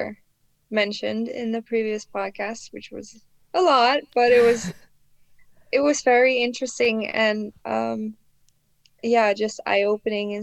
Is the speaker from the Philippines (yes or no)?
no; Netherlands; I was brought up in the Netherlands